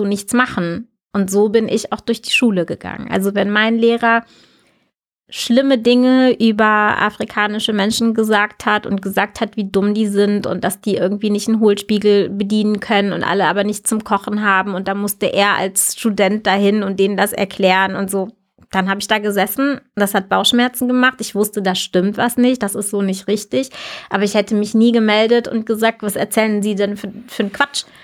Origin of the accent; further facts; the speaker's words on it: Lünen, North Rhine-Westphalia, Germany; first language German; also born or lived in United States; wir sind tatsächlich dann ähm, wieder in der Stadt gelandet, aus der meine Mutter kam, also mhm. ähm, aus Lünen